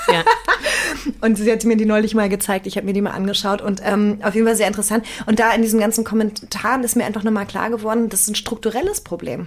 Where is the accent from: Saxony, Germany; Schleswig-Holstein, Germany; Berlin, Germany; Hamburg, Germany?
Berlin, Germany; sowohl gebürtige Berlinerin als auch aus dem Osten.